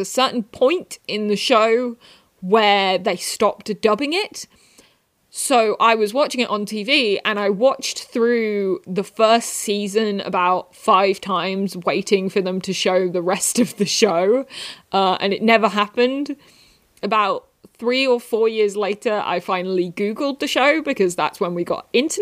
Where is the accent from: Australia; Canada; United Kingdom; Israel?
United Kingdom; England; I am from England